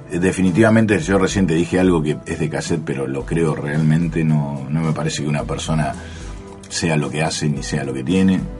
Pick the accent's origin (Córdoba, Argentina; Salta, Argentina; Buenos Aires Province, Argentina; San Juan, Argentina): Buenos Aires Province, Argentina; Bahía Blanca; yo soy de Bahía Blanca, nací en un, barrio como el de Villamitre